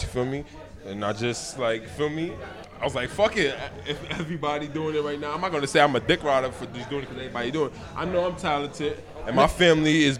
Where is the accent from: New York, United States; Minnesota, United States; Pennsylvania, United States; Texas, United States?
New York, United States; New York City; East New York